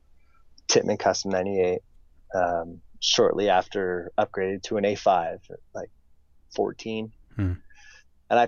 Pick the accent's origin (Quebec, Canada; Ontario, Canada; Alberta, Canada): Quebec, Canada; Montreal; I was born and raised in Montreal.